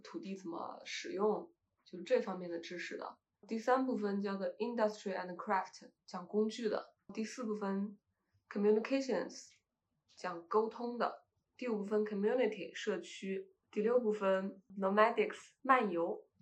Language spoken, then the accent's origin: Chinese; China; 我是从中国来的